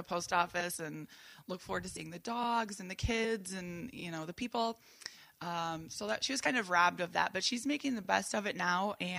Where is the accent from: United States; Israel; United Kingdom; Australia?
United States; Saugatuck, Michigan; Born and raised in Saugatuck area.